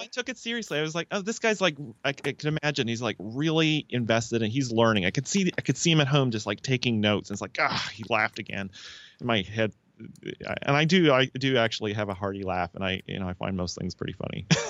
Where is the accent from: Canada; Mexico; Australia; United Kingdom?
Canada; now in United States; I'm a Canadian in, uh, the U S